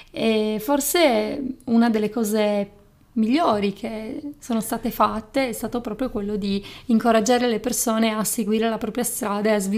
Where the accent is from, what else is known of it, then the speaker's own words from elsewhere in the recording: Sardinia, Italy; accent: Sardinian; now in Turin, Italy; io sono laureata in psicologia, sono una psicologa e sono originaria della Sardegna. Forse si, si sente, si sente il mio accento.